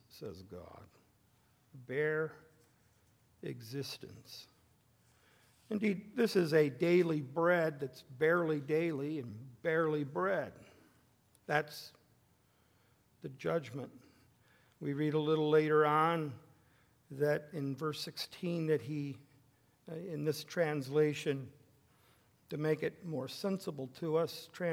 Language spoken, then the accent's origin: English; the West, United States; moved away; where I grew up in the West